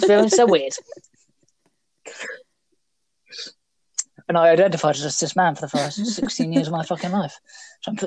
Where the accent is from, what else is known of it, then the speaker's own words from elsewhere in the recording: United Kingdom; We're British. We're British